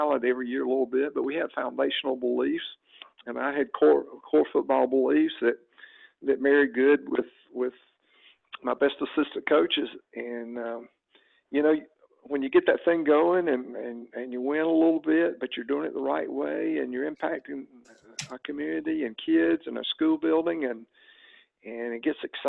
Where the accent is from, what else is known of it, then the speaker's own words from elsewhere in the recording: Alabama, United States; moved away as an adult; now in Atlanta area, United States; about 10 years into coaching in Alabama, I made the big move and we decided to come to the Atlanta area where her family was and leave my home state where I'd grown up